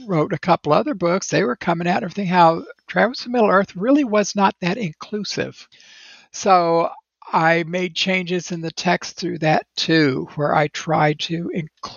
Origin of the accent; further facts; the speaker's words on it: United States; as an American